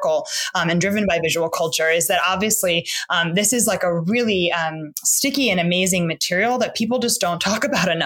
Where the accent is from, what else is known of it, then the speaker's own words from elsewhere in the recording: New York City, New York, United States; I was like a queer Black kid growing up in the East Village. I grew up on St. Mark's Place